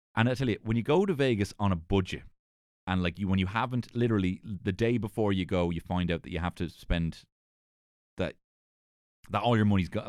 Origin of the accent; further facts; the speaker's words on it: Ireland; being an Irish person.